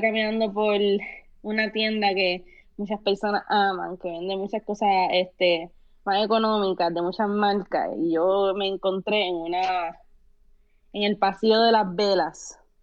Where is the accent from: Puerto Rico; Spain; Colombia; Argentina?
Puerto Rico; first language Spanish; moved away as an adult; also born or lived in Colorado / San Francisco Bay Area; now in San Francisco, United States; esa fue mi niñez en Puerto Rico y, pues yo tuve la niñez completa en Puerto Rico